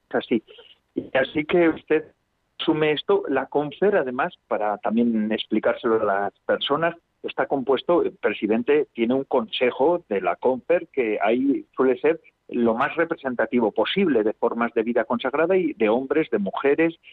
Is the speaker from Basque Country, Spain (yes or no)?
yes; Basque Country, Spain; Yo soy de Vizcaya, soy del pueblo de Vizcaya, de de cerca del Lequeitio, vamos.